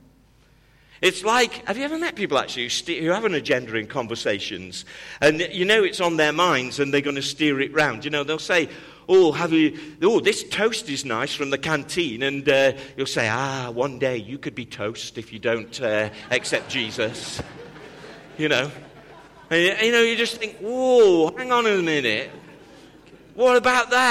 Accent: United Kingdom; accent: British; moved away; also born or lived in Cleveland, Tennessee; my accent was British

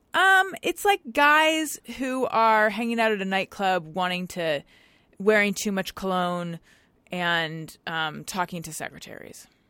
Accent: Orange County, California, United States; moved away as an adult; also born or lived in Claremont, California / New York; now in Los Angeles, United States; I'm from Orange County, which is, which is not really here

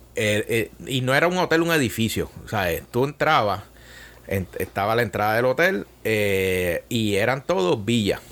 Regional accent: Bayamón, Puerto Rico; moved away as an adult; also born or lived in San Juan / Italy; Bayamón, donde yo nací y crecí

